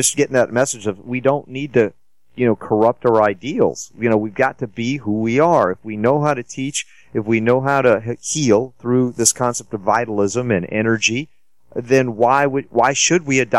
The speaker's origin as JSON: {"language": "English", "region": "Georgia", "country": "United States", "tie": "born or raised there", "said": "I grew up in Georgia"}